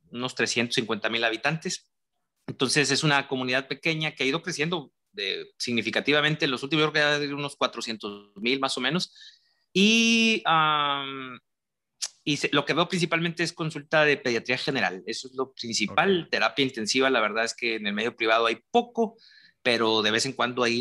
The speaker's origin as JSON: {"language": "Spanish", "region": "San Luis Potosí", "country": "Mexico", "also_born_or_lived": "Monterrey", "said": "yo soy potosino, nacido en San Luis Potosí, pero me considero regiomontano por todo el, por todo el lado del país he andado. Mi familia es de Tampico, estudié en Monterrey"}